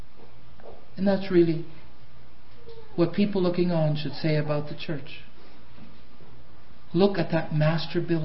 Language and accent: English; Canada; now in United States; I know I'm half American now, but there's something about me that's still strongly Canadian